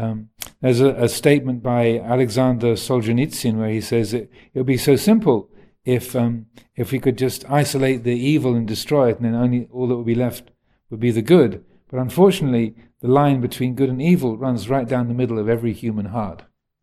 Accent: United Kingdom; accent: English; I do have an American passport as well, so I'm partly American. My accent isn't 100% English anymore.

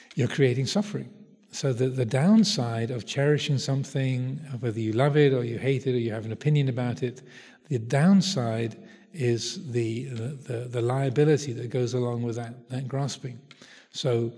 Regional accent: United Kingdom; speaking as a Brit

